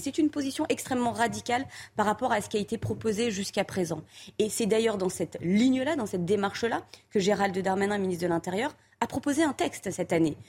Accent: France; en tant que Français, mais aussi en tant qu'Européens

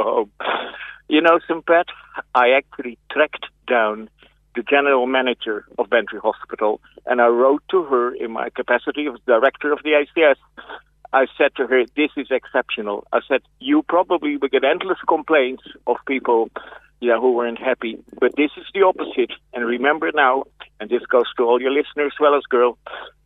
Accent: Netherlands; moved away as an adult; also born or lived in West Cork, Ireland; now in Cork, Ireland; I'm originally from Holland.

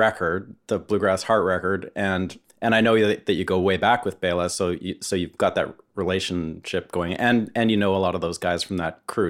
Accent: Vancouver, British Columbia, Canada; now in Nashville, United States; I live in Nashville, but I'm from Vancouver

